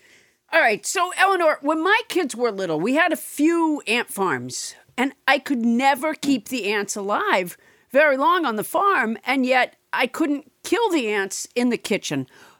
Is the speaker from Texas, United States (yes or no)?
no; Massachusetts, United States; when I was growing up in Massachusetts